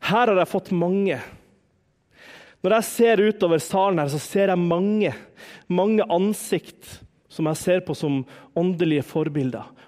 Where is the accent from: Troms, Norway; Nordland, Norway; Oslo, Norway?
Troms, Norway; Harstad; Hjemme i Harstad så, Jeg har jo fortalt en del om bestemor. Bestemor var en sånn åndelig mor for meg.